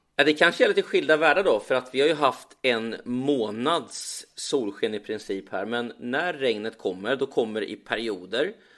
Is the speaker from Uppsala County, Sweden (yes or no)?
no; Östergötland, Sweden; now in Marbella, Spain; som den östgöte jag är